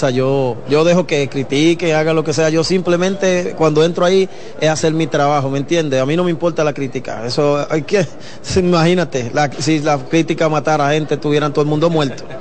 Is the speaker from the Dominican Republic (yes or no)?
yes; Dominican Republic; Soy dominicano y tengo que llevar la bandera en alto.